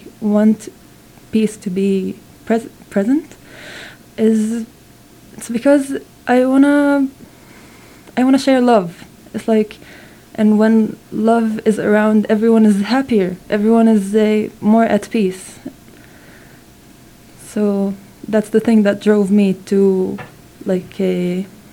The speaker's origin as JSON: {"language": "English", "town": "Nof HaGalil", "region": "Northern District", "country": "Israel", "second_language": "English", "said": "I'm actually from a place called Nazareth Elite"}